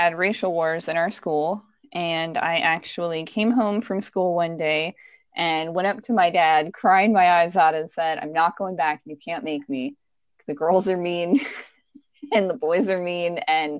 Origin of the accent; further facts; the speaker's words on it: King George, Virginia, United States; accent: Virginia; also born or lived in Tucson, Arizona / Illinois; I was born in Tucson, Arizona, but I moved to Virginia when I was 3 years old, and I have lived in Virginia all my life except for a small stint in Illinois